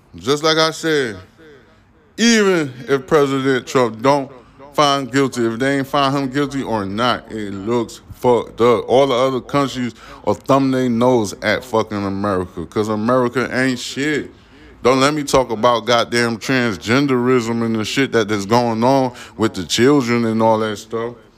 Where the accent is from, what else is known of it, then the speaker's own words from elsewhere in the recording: New York City, New York, United States; I grew up. I was born in Brooklyn, New York